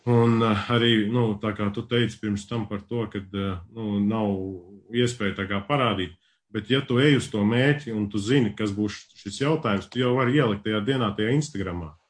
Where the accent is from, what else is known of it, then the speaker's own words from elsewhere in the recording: Latvia; now in Sweden; es pašlaik esmu Zviedrijā, bet es nāku uh, no Latvijas